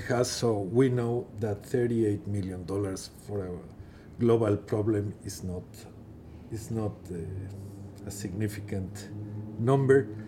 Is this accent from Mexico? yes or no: yes; Mexico; moved away as an adult; also born or lived in Geneva / New York; in my home country, Mexico